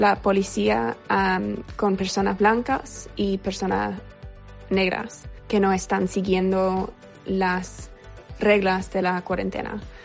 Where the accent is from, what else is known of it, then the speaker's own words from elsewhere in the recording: New York, United States; soy de Nueva York y vivo en Brooklyn.